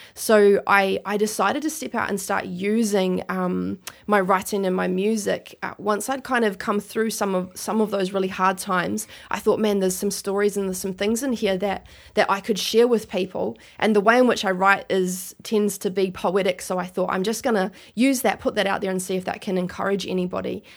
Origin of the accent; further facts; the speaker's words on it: Christchurch, Canterbury, New Zealand; now in Gold Coast, Australia; I was born in New Zealand, grew up there